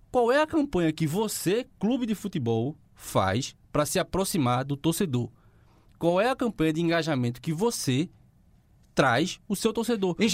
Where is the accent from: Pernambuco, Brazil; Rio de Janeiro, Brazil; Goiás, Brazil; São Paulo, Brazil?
Pernambuco, Brazil; Quipapá; Eu sou nascido em Quipapá